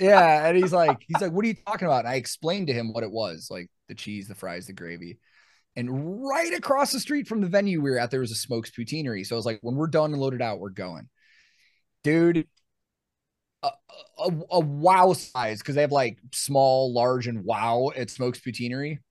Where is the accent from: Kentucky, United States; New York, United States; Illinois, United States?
Illinois, United States; Chicago; now in Nashville, United States; growing up in Chicago